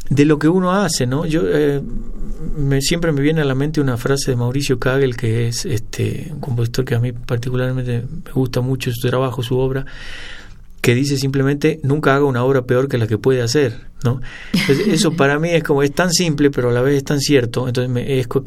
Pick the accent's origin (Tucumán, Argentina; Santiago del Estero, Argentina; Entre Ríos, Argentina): Tucumán, Argentina; San Miguel de Tucumán; yo nací en Tucumán.